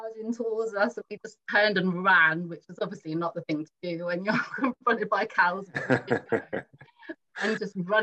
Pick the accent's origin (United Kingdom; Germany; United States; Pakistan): United Kingdom; London; I grew up in Brixton, South London, concrete jungle